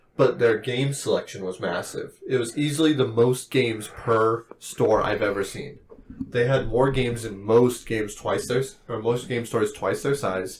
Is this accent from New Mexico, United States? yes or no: yes; New Mexico, United States; we're from New Mexico